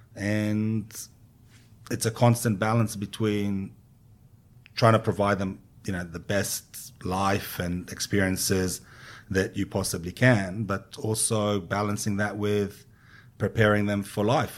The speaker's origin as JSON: {"language": "English", "country": "Israel", "tie": "born or raised there", "also_born_or_lived": "London", "moved": "as an adult", "lives_now": "Australia", "said": "I was born and raised in Israel"}